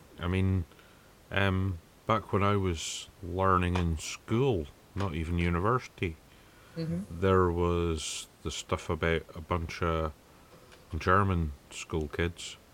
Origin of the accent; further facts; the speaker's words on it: Scotland, United Kingdom; being of a Scottish persuasion